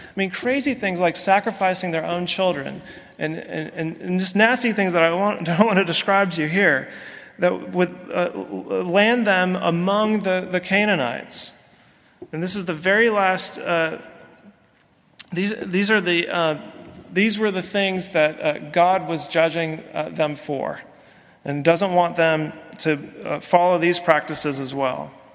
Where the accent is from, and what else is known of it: California, United States; accent: Yankee; moved away